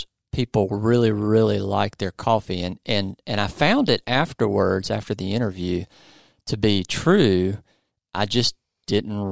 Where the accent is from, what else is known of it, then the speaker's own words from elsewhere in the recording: the South, United States; I'm from the South